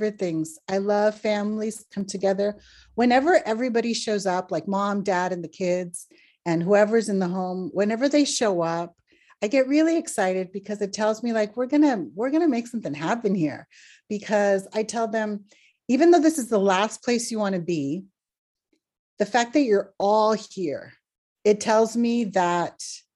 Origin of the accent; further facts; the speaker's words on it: Los Angeles, California, United States; I was born in Los Angeles and both my parents are from Northern Mexico.